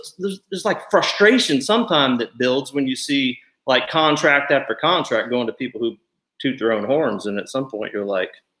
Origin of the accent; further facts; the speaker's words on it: Ohio, United States; I can relate growing up in Ohio and family from Kentucky